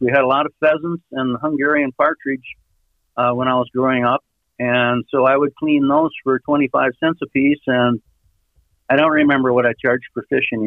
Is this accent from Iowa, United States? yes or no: yes; Iowa, United States; I grew up in Iowa